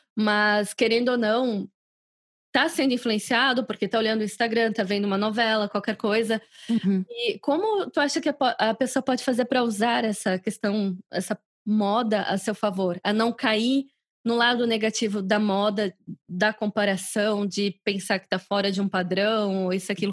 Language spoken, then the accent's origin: Portuguese; Brazil; moved away as an adult; quando eu saí do Brasil há 10 anos